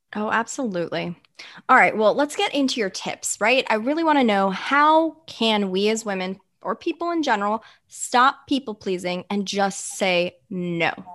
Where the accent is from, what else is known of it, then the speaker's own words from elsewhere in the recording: United States; as an American society and a culture